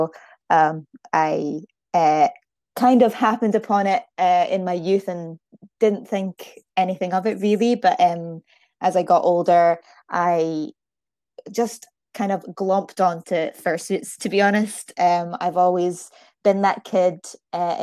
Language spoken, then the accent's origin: English; Aberdeen, Scotland, United Kingdom; accent: Scottish; now in Fife, United Kingdom; So I'm from Scotland. I'm originally from Aberdeen, but I now live in Fife.